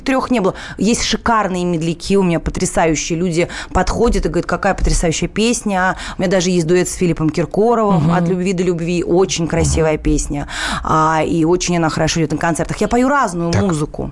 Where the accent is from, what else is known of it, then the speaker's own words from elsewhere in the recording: Moscow, Russia; у папы в Москве, я москвичка